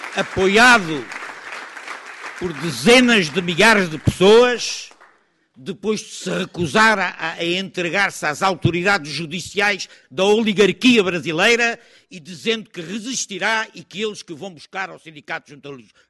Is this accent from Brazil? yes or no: no; Portugal; como cidadãos, como democratas, como antifascistas, como portugueses